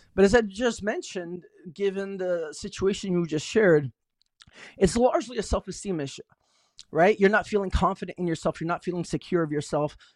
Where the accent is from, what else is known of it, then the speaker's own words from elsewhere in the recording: Tucson, Arizona, United States; moved away as an adult; now in San Francisco Bay Area, United States; I grew up in Tucson, Arizona